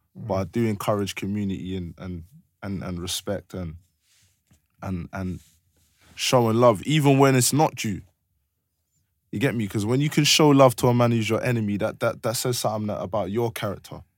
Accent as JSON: {"language": "English", "region": "London", "country": "United Kingdom", "said": "I'm from Blue Borough"}